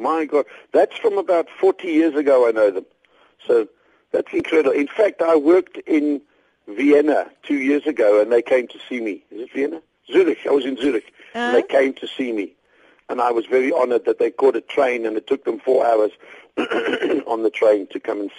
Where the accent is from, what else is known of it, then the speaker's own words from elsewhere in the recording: South Africa; hi, I'm from South Africa, so if you just pass your wallets forward, there won't be a problem.